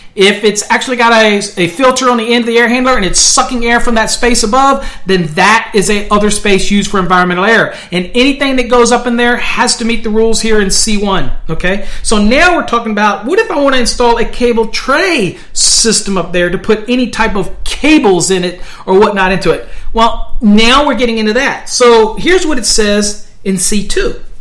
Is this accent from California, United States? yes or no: no; Virginia, United States; now in Texas, United States; I'm from Virginia